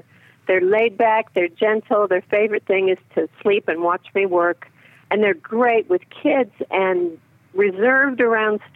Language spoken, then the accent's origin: English; Florida, United States; I'm from Florida